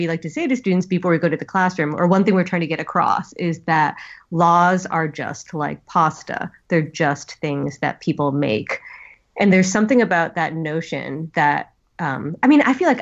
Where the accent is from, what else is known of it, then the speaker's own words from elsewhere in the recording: San Francisco, California, United States; We're in my hometown, San Francisco